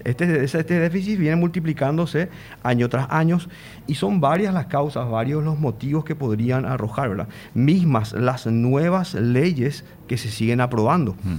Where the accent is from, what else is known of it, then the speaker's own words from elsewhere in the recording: Paraguay; como paraguayos